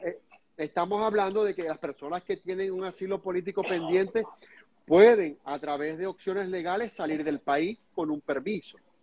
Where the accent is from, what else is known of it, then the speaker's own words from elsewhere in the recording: Venezuela; now in United States; nosotros como venezolanos y también algunos colegas míos, como venezolanos y como periodistas